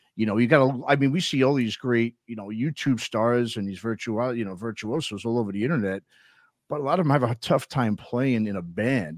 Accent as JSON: {"language": "English", "region": "New York", "country": "United States", "tie": "born or raised there", "moved": "yes", "lives_now": "San Francisco, United States", "said": "I grew up in New York, but I live out in California"}